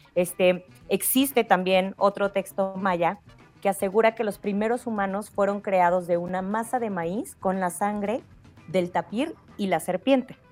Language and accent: Spanish; Mexico; como mexicanos